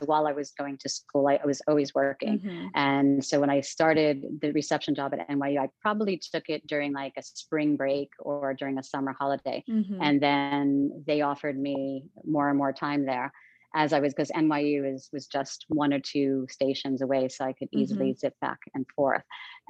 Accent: New York City, New York, United States; also born or lived in Long Island / Manhattan; I'm an East Coast girl. I grew up in New York City. I grew up between Queens and Long Island.

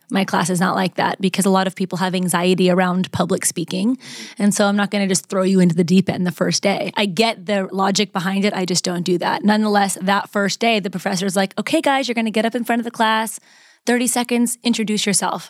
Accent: Las Vegas, Nevada, United States; moved away as an adult; now in Los Angeles, United States; I was actually born and raised in Las Vegas

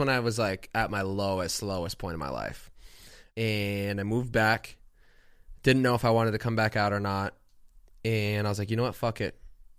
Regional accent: Plantation, Florida, United States; moved away; Fort Lauderdale. Well, Plantation.

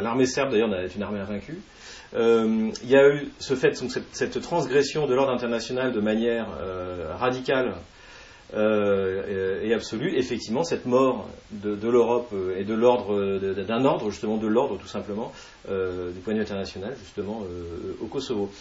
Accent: France; en tant que Français

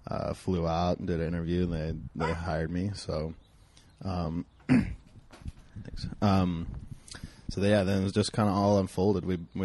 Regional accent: Detroit Lakes, Minnesota, United States; moved away as an adult; also born or lived in Moorhead, Minnesota / Fargo, North Dakota / Arizona; now in Los Angeles, United States; I'm from a town called Detroit Lakes, Minnesota, and then I transferred to Moorhead High School, which is right next to Fargo, North Dakota. Fargo's on the North Dakota side, Moorhead's on the Minnesota side.

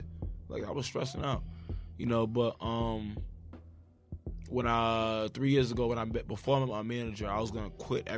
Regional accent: New York, United States; I'm from New York

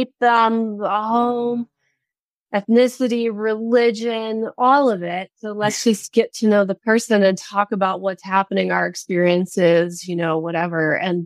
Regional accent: Midwest, United States; We're both from the Midwest

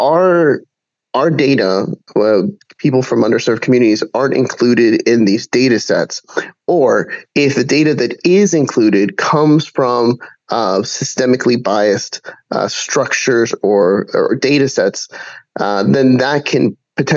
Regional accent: Puerto Rico; I'm from Puerto Rico

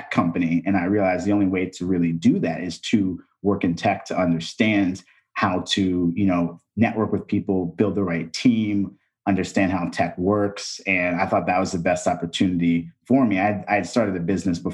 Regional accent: Texas, United States; moved away; also born or lived in East Coast; I'm from Texas. I was in Texas and from the East Coast.

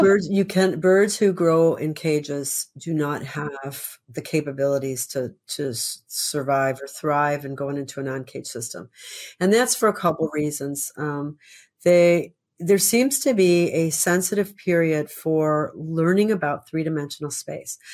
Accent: Chicago, Illinois, United States; moved away; I grew up in Chicago

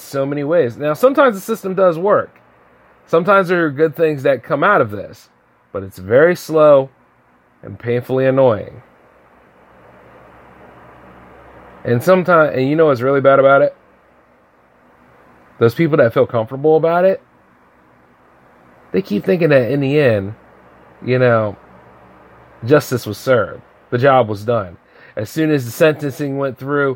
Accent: United States; I love being an American

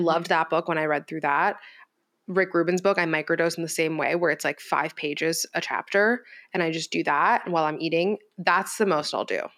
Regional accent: Miami, Florida, United States; I was raised in Miami

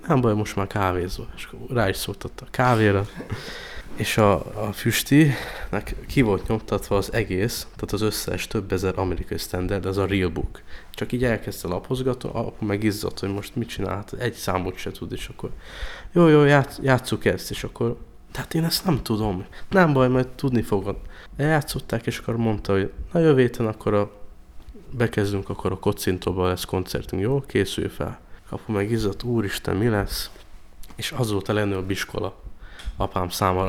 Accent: Budapest, Hungary; én meg a Szigony utcában nőttem fel

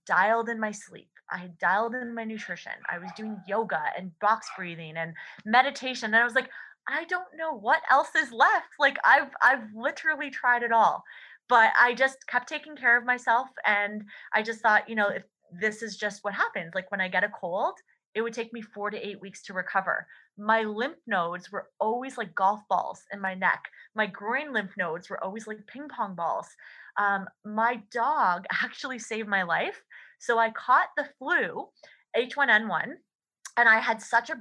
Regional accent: Canada; as a Canadian

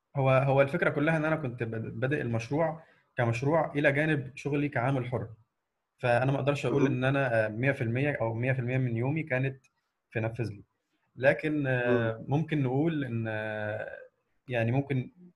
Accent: Egypt; من مصر

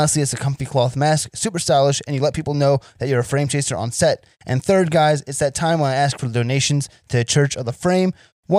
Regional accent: New Jersey, United States; I'm from Central Jersey

